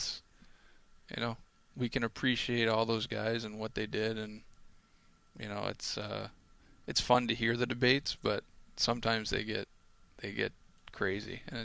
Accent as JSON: {"language": "English", "town": "Cole Harbour", "region": "Nova Scotia", "country": "Canada", "said": "We're from Cole Harbour, but Cole Harbour's in Dartmouth."}